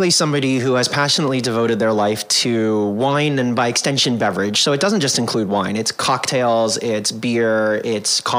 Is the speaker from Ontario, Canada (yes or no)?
yes; Toronto, Ontario, Canada; also born or lived in Chicago / Fort Worth / Anaheim; now in Washington, D.C., United States; Uh, by the time I was eight, I lived in Fort Worth, Texas, Anaheim, or as I like to call it, the People's Republic of Disney, outside of LA, um, and then uh, Toronto, Canada, where I grew up